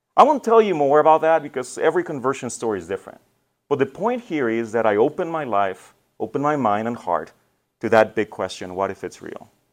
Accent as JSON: {"language": "English", "country": "Mexico", "tie": "born or raised there", "moved": "yes", "lives_now": "Detroit, United States", "said": "I was born in Mexico"}